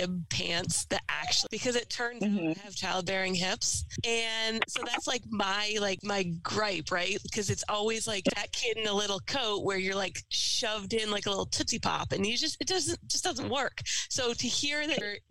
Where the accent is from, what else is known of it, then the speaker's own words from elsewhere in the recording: Massachusetts, United States; I grew up in Massachusetts